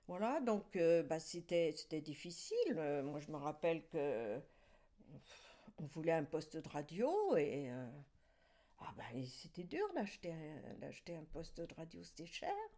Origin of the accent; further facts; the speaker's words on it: Celles-sur-Ource, Grand Est, France; je suis née à Celles-sur-Ours